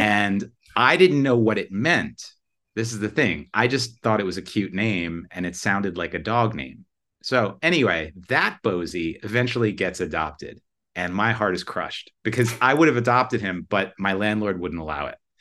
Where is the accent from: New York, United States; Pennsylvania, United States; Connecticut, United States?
New York, United States; moved away as an adult; also born or lived in California; I'm from New York, but I lived out there for a little while